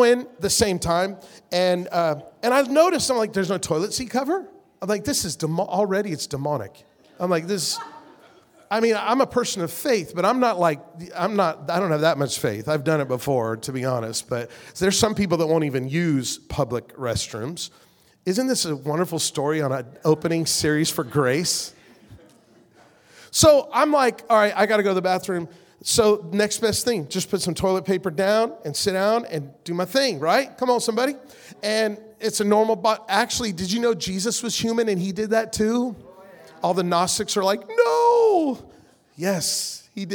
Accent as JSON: {"language": "English", "town": "Las Vegas", "region": "Nevada", "country": "United States", "said": "we're from the West Coast, Las Vegas."}